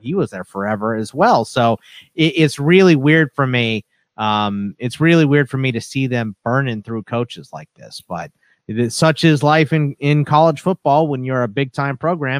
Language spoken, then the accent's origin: English; Texas, United States; The family, yeah, is from Pittsburgh. I was born in Texas